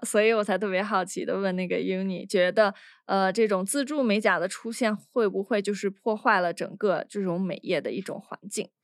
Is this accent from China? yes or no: yes; China; 我们大陆人他没有一个最低的工资标准